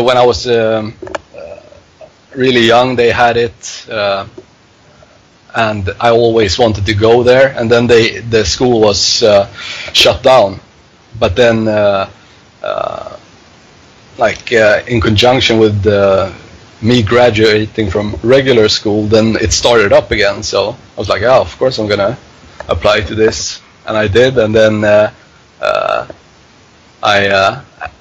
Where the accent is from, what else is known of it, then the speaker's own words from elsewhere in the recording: Stockholm, Stockholm County, Sweden; also born or lived in Hofors; I grew up in Stockholm.